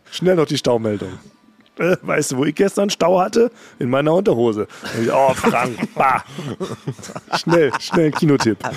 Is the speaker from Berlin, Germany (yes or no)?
yes; Berlin, Germany; born there; ich bin ja als, als gebürtiger Berliner kenne ich tatsächlich nur diese ganzen Berliner Morningshows